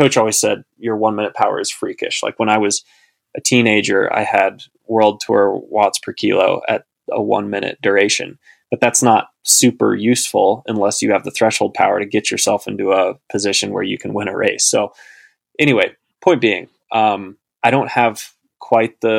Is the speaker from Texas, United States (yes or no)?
yes; Austin, Texas, United States; I grew up in Central Texas